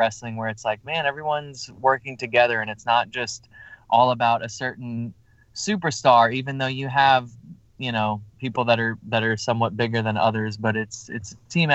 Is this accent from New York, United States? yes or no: yes; New York, United States; moved away; I'm originally from New York